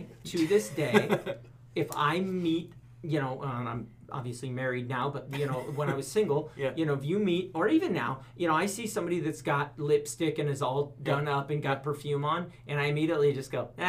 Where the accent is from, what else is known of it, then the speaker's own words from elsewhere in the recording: Oregon, United States; People say, where are you from? And I go, oh, Oregon.